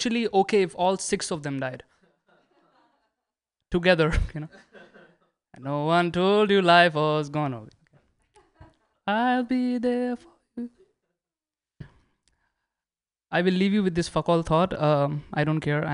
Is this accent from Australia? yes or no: no; India; moved away; I'm an Indian.